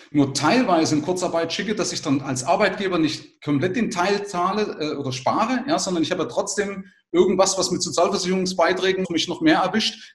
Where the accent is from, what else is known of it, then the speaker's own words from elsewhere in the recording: Bavaria, Germany; bei uns in Bayern